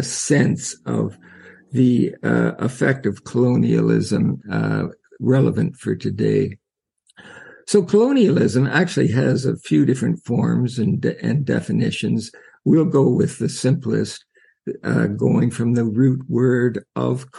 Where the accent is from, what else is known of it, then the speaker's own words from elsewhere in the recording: Canada; I'm from Canada